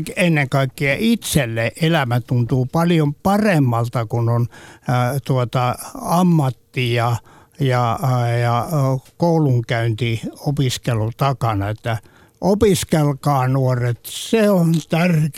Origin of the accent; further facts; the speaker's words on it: Ostrobothnia, Finland; olen Pohjanmaalta kotoisin ja se ympäristö, missä olen kasvanut